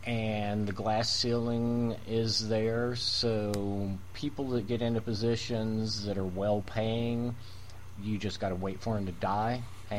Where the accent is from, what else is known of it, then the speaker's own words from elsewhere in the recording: Appalachia, United States; also born or lived in Tennessee; you can't take the Appalachia out of us.